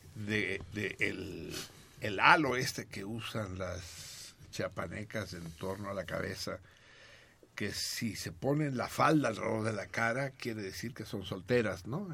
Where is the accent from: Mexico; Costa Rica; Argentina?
Mexico; los mexicanos